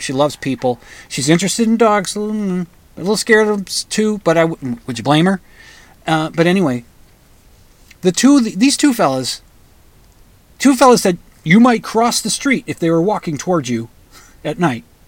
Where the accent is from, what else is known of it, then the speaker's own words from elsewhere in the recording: United States; being an American